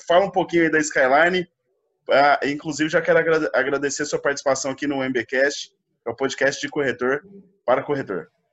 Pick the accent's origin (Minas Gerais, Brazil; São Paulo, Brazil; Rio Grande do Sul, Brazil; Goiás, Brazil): Goiás, Brazil; Goiânia; eu sou de Goiânia